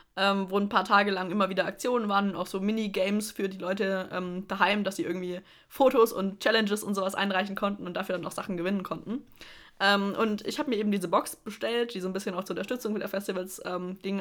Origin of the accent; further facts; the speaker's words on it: Middle Franconia, Bavaria, Germany; ich komme nicht aus Stuttgart, ich komme aus Mittelfranken.